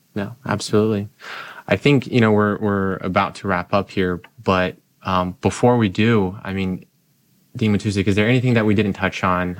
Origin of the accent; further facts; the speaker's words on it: Brazil; also born or lived in Utah; now in Michigan, United States; I grew up in Brazil, I lived in Utah for a number of years